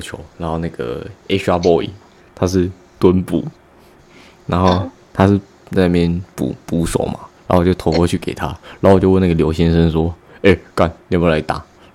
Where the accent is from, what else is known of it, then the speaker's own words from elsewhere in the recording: Hualien, Hualien County, Taiwan; now in Taoyuan, Taiwan; 从小时候住在花莲，然后到现在搬来桃园